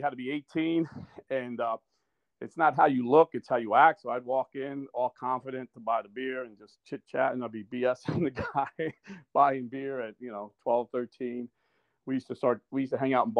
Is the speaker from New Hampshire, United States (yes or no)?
no; Irvington, New Jersey, United States; also born or lived in Newark, New Jersey; I grew up in Irvington, New Jersey